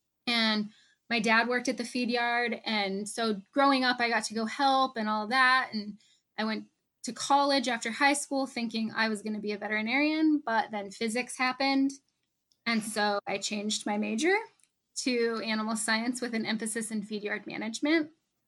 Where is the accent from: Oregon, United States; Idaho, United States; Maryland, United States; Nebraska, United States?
Nebraska, United States; Northeast; So I grew up in Northeast Nebraska on a small feed yard where my family has been raising beef for more than 40 years.